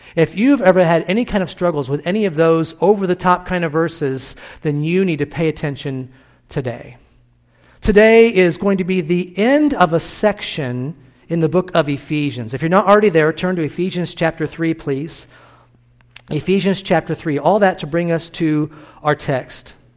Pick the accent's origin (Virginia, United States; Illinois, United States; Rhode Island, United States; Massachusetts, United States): Illinois, United States; born or raised there; moved away